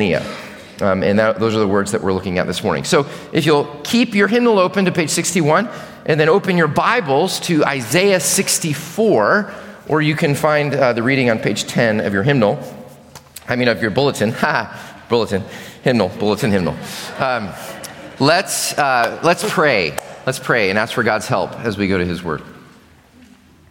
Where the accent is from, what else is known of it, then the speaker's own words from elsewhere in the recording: Chicago, Illinois, United States; now in Richmond, United States; I grew up in Chicago